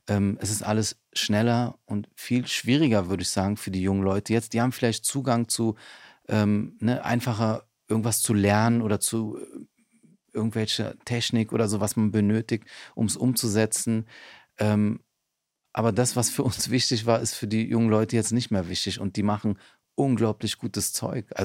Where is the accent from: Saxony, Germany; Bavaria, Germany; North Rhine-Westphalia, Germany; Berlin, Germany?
Berlin, Germany; Ich bin in Neukölln aufgewachsen.